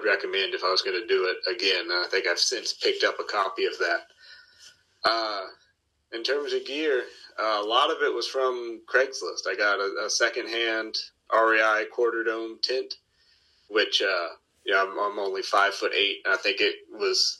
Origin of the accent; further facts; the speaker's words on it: Atlanta, Georgia, United States; I grew up in Atlanta, or I grew up in the suburbs of Atlanta.